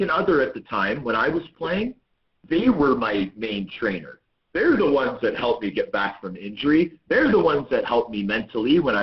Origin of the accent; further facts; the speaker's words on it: Toronto, Ontario, Canada; also born or lived in Vancouver, British Columbia; I was born in Vancouver, British Columbia. My family moved to Toronto when I was six